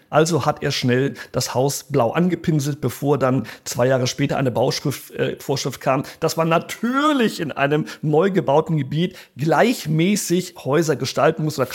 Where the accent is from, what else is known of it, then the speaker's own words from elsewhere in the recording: Rio de Janeiro, Brazil; ich bin ja in Brasilien groß geworden, in Rio.